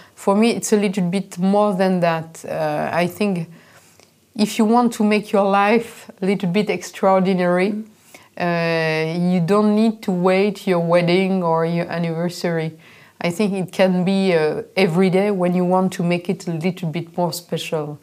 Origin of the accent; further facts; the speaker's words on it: Reims, Grand Est, France; I grew up in Reims